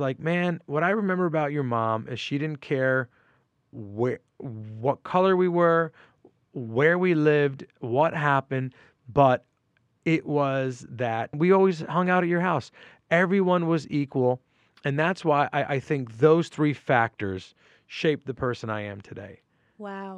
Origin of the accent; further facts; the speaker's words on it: Port Chester, New York, United States; now in New York City, United States; i grew up in portchester new york and portchester is in westchester county